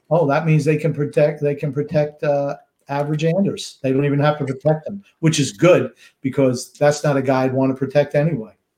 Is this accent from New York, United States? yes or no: yes; Rockville Centre, New York, United States; I was born in uh, New York, Rockville Center